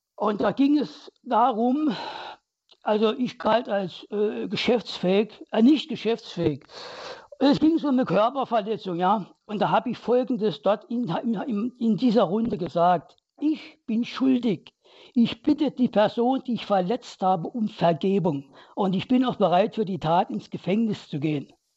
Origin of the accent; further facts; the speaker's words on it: Saarland, Germany; ich bin im Kohlen, im Bergbaumilieu des Saarlandes aufgewachsen